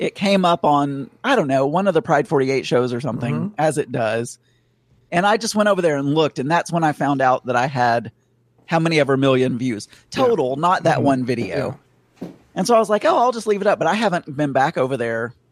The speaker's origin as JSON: {"language": "English", "area": "the South", "region": "Southern United States", "country": "United States", "accent": "Southern", "said": "I'm sounding Southern right now. I can hear my Southern accent"}